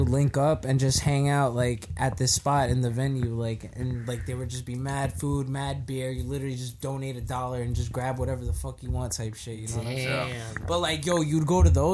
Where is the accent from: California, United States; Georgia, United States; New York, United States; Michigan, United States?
New York, United States; We're from New York